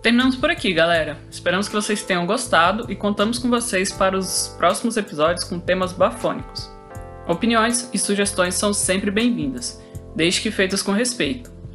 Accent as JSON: {"language": "Portuguese", "town": "Brasília", "region": "Federal District", "country": "Brazil", "tie": "born or raised there", "said": "Também nasci e cresci aqui em Brasília"}